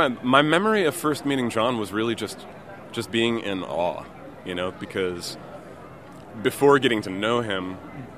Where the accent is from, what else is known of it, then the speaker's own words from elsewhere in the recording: Buffalo, New York, United States; I grew up in Buffalo, New York